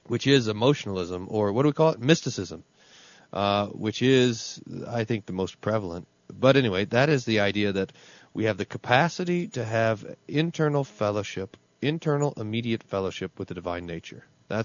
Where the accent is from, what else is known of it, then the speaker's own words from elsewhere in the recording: Texas, United States; accent: Texas; my family, I'm from Texas, you know, nobody knows that because they don't. My family accused me of purposely abandoning a Texas accent and picking up some sort of Minnesota accent so that I sound more Lutheran.